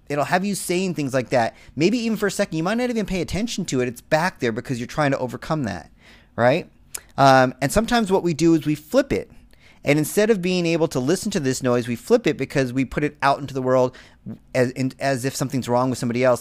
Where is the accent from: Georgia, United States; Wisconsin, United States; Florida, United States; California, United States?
California, United States; Southern; a Latino male growing up in Southern California